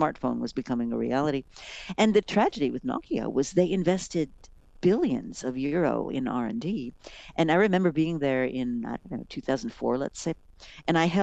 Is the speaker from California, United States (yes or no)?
no; Rochester, New York, United States; I grew up in Rochester and my dad worked for Kodak